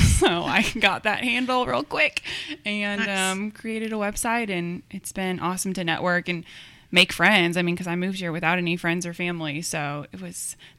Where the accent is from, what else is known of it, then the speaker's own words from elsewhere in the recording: Cedar Rapids, Iowa, United States; now in Kentucky, United States; So I grew up in Cedar Rapids, Iowa. It's about half the size of Lexington.